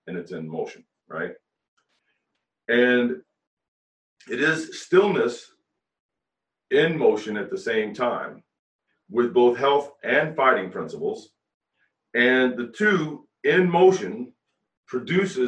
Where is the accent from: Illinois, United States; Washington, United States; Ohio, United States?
Ohio, United States; moved away as an adult; now in Florida, United States; I'm from Ohio